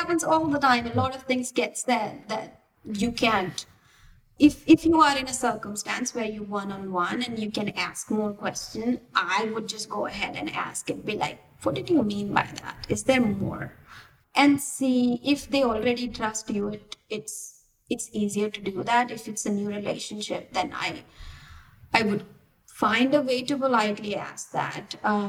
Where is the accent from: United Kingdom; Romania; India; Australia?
India; moved away as an adult; also born or lived in Bangalore, India; now in United States; I was in India up until like 5 years ago. And I was born and brought up in smaller cities in India.